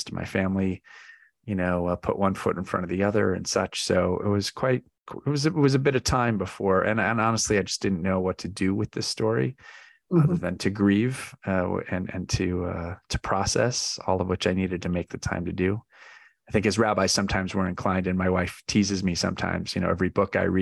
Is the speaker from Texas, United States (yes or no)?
no; Chicago, Illinois, United States; now in New York City, United States; I was raised in a community that cared deeply about all kinds of issues in Chicago